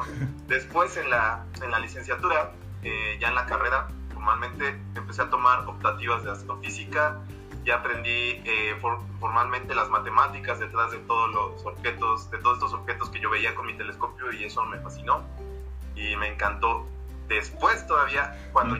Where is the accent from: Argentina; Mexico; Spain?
Mexico; now in Mexico City, Mexico; la ciudad donde yo nací está aquí a 80 kilómetros de la Ciudad de México